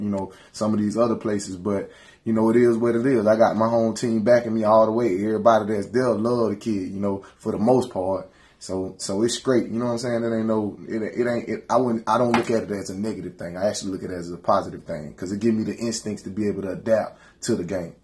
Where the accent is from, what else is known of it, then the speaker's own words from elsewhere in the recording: Perry, United States; I love being from the country